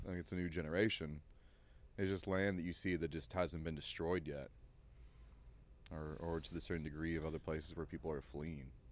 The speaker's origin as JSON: {"language": "English", "area": "Shenandoah Valley", "region": "Virginia", "country": "United States", "tie": "born or raised there", "also_born_or_lived": "Occoquan, Virginia", "moved": "yes", "lives_now": "Austin, United States", "said": "I did, like, nine years of school in, in the Shenandoah Valley"}